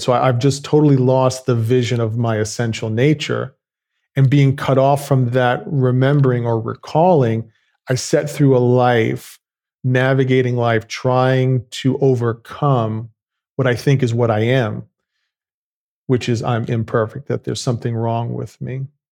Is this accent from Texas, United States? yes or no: no; New York, United States; I grew up in New York.